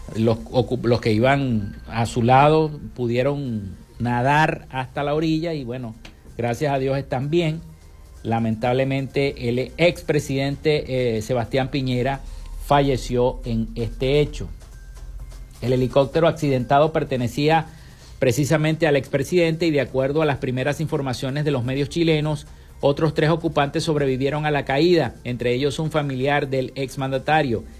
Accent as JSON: {"language": "Spanish", "country": "Venezuela", "said": "nuestro país"}